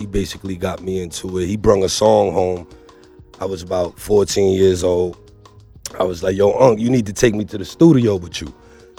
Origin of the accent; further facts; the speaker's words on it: New York City, New York, United States; I'm out of Bed-Stuy.